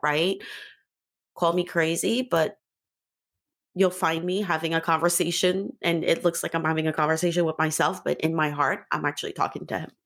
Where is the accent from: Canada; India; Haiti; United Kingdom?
Haiti; Port-au-Prince; moved away; also born or lived in New York / Africa; I'm from Haiti